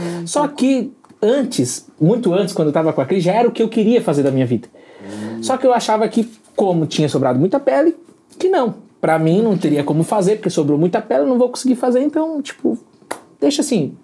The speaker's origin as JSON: {"language": "Portuguese", "town": "Balneário Rincão", "region": "Santa Catarina", "country": "Brazil", "said": "Nós somos de, do Balneário Rincão, Santa, Santa Catarina"}